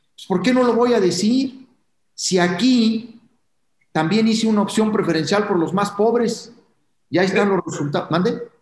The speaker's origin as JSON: {"language": "Spanish", "country": "Mexico", "said": "como mexicano, como un ciudadano más de este país"}